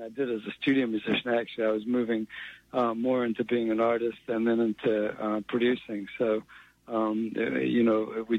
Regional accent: New Zealand; moved away as an adult; also born or lived in England / Boston, United States / United Kingdom; I was born in England. I grew up in New Zealand. We emigrated to New Zealand when I was 9.

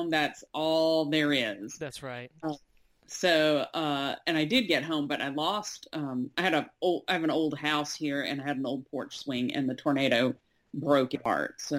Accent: Mississippi, United States; I'm originally Mississippi. Uh, I've lived all over.

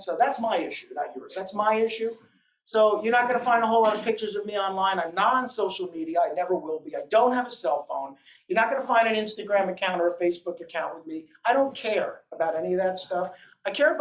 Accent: New Jersey, United States; I'm a kid from Jersey

